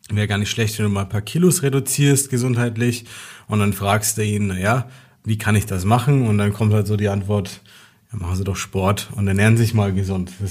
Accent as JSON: {"language": "German", "town": "Nuremberg", "region": "Bavaria", "country": "Germany", "said": "Und wir kommen aus Nürnberg und der Chris kam aus Landshut."}